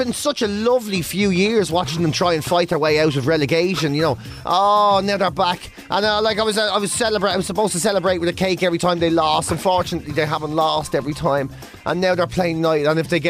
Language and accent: English; Cork, County Cork, Ireland; born there; But I'm Irish.